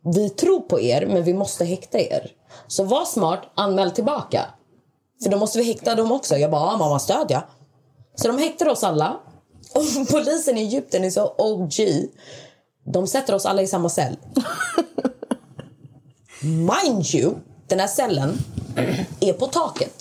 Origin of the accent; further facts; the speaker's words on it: Malmö, Skåne, Sweden; Jag är född i Sverige, uppvuxen i Sverige